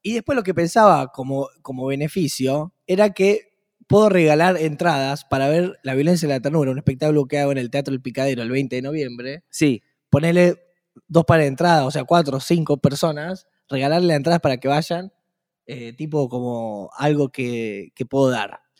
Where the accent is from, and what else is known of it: Argentina